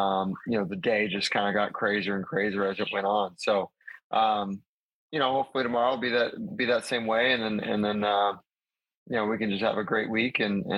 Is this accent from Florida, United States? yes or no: yes; Jacksonville, Florida, United States; born there; also born or lived in Charleston / Hawaii / Wisconsin; Well, what's crazy is I was born in Jacks. My dad was stationed he's in the Navy, was stationed in Charleston actually right after that. So we moved there, which is even further east, right, and then moved to Hawaii for the first time